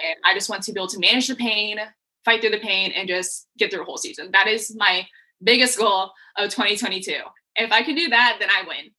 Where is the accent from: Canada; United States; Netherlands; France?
United States; Colorado Springs, Colorado; also born or lived in Texas; now in Tacoma, United States; I grew up in Colorado. Mm-hmm. And like Colorado Springs.